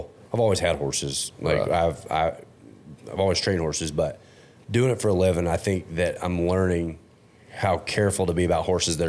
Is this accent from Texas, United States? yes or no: yes; Fort Worth, Texas, United States; moved away as an adult; also born or lived in Oregon; Growing up in Fort Worth and then the 10 years I spent in Oregon